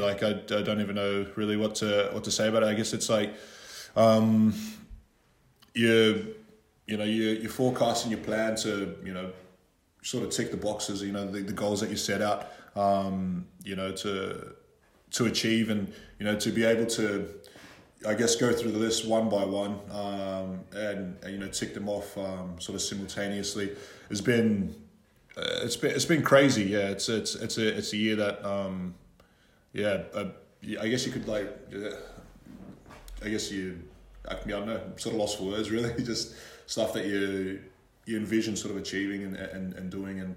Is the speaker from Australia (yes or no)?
yes; Australia; moved away as an adult; now in Scotland; Born and raised in Australia, and both my parents are of Fijian heritage